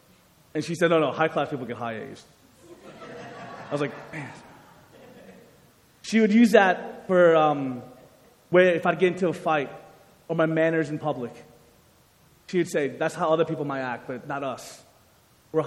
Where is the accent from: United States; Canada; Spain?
United States; Growing up, I came from a Korean-American home, so my parents were immigrants from Korea, and I was born in the United States